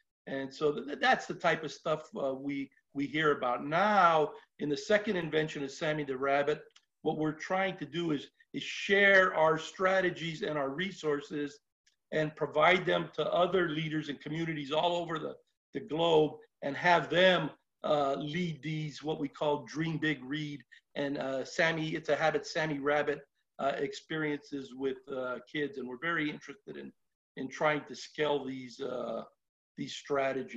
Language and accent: English; Los Angeles, California, United States; where I grew up in Lincoln Heights